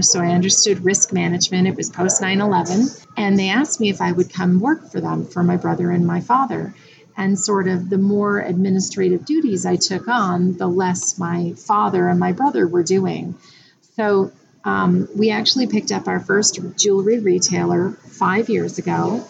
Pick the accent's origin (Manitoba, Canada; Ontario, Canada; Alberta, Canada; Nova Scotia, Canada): Ontario, Canada; just outside of Toronto; now in Windsor, Canada; I was not born and raised in Windsor, so I was born and raised just outside of Toronto.